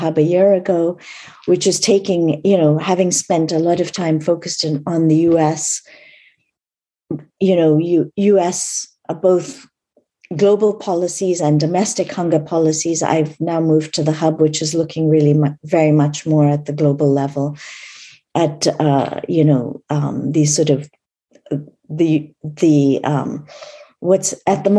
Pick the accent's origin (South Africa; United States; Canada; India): India; I was born in India a long, long time ago